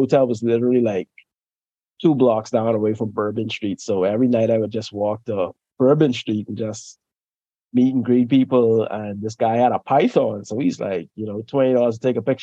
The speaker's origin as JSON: {"language": "English", "country": "Bahamas", "tie": "born or raised there", "moved": "yes", "said": "originally I'm from the Bahamas, you know, that's where I'm born and raised"}